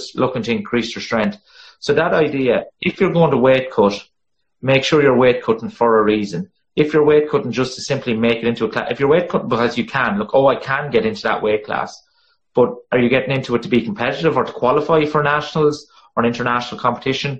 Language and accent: English; Ireland; accent: monotone bogman; my monotone bogman accent